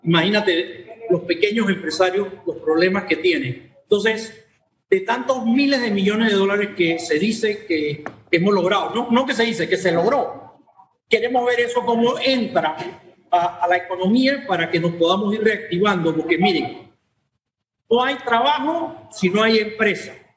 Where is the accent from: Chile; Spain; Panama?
Panama; te hablo como panameño